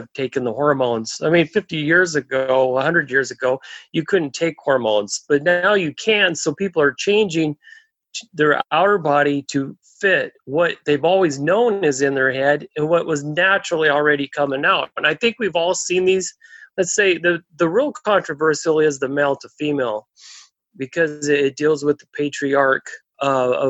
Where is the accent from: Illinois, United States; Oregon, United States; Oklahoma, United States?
Oregon, United States; I was raised in Oregon